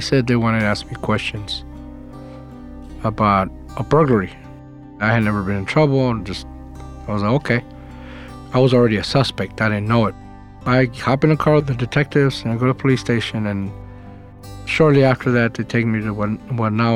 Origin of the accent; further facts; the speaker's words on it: El Paso, Texas, United States; moved away as an adult; also born or lived in Austin, Texas; I grew up in El Paso, Texas.